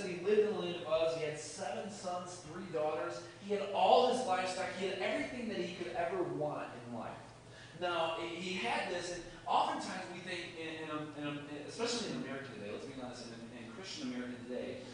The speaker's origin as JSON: {"language": "English", "town": "Chicago", "region": "Illinois", "country": "United States", "said": "I'm from Chicago"}